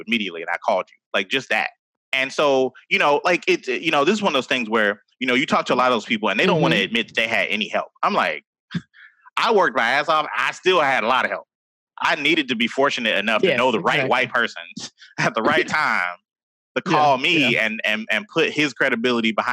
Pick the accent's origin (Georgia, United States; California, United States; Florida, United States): Georgia, United States; Atlanta; I grew up in Atlanta, like a lot of Black people around